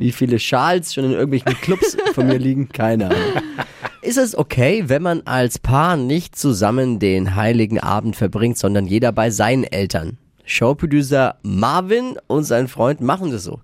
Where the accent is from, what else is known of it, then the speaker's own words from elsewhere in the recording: Bavaria, Germany; bei uns in Bayern